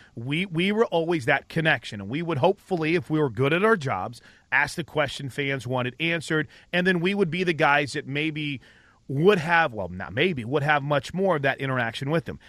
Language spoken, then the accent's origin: English; St. Louis, Missouri, United States; moved away; I grew up in Saint Louis